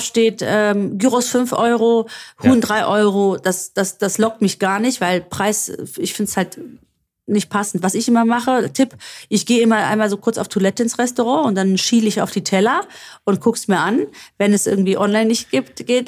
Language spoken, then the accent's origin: German; Stavros, Greece; moved away; in Stavros liegen werde, wo ich herkomme